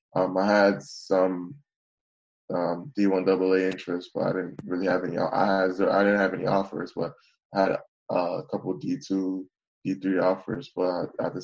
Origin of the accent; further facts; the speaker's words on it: Bowie, Maryland, United States; My hometown, Bowie, is located in Prince George's